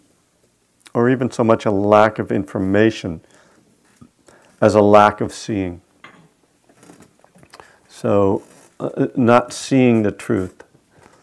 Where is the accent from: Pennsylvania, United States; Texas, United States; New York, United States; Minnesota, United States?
Pennsylvania, United States; Bethlehem; Lehigh University, which is in my hometown, Bethlehem, Pennsylvania